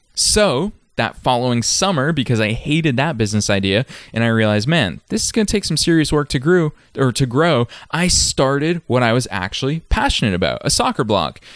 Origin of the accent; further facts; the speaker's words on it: Massachusetts, United States; I was just a middle-class kid from a random suburb in Massachusetts.